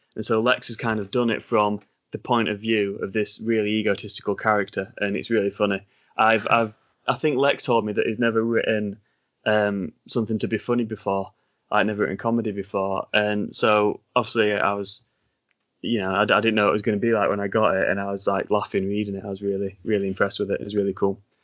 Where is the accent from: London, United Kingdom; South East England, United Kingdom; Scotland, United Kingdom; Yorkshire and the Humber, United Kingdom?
Yorkshire and the Humber, United Kingdom; accent: Sean Bean / Ned Stark accent; I'm not from America at all. I'm from England.